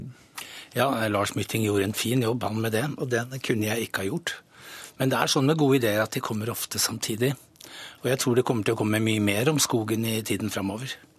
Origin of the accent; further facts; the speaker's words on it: Oslo, Norway; fra Nordberg. Jeg vokste opp nesten i skogen